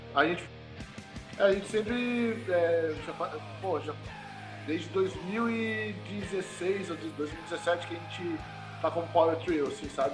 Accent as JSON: {"language": "Portuguese", "town": "Belém", "region": "Pará", "country": "Brazil", "tie": "born or raised there", "moved": "yes", "said": "eu nasci em Belém do Pará, tá ligado? Eu sou lá do Norte"}